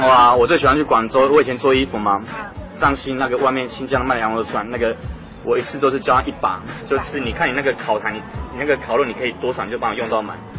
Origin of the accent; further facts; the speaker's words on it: Taoyuan, Taiwan; moved away as an adult; now in Taipei, Taiwan; 我桃园人桃园